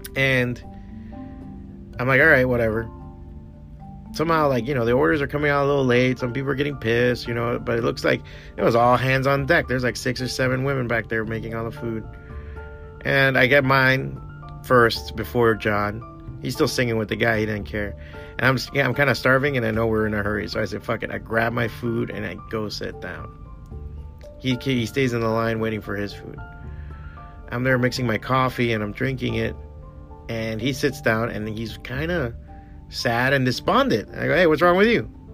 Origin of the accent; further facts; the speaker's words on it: United States; I'm American because I was born here